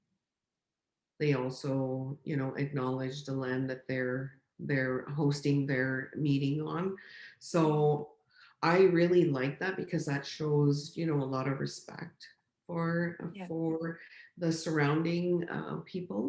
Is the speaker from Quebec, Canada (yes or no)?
no; Chapleau, Ontario, Canada; moved away as an adult; now in Sault Ste. Marie, Canada; I was born and raised in Chapleau